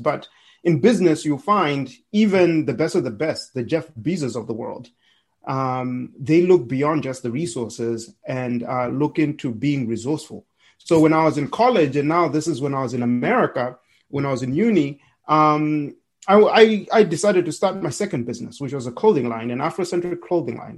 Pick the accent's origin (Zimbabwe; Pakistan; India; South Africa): Zimbabwe; Harare; moved away as an adult; now in United States; I'm from Zimbabwe. I was born and raised in Harare